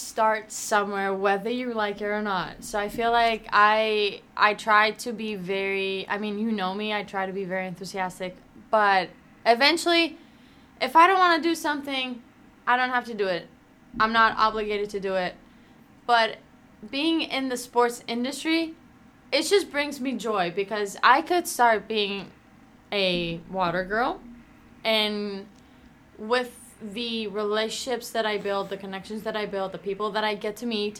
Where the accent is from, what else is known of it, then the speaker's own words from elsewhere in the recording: Athens, Attica, Greece; moved away as an adult; now in United States; growing up in Greece, in Athens, and then moving here, so like leaving my family and moving here by myself